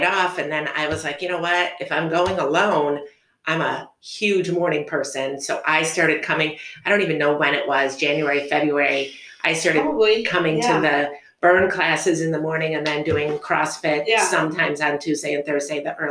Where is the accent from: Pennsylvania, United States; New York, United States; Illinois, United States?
Illinois, United States; Schaumburg; moved away as an adult; also born or lived in Anderson, Indiana; now in Fort Wayne, United States; I grew up in the Chicagoland area. I grew up in Schaumburg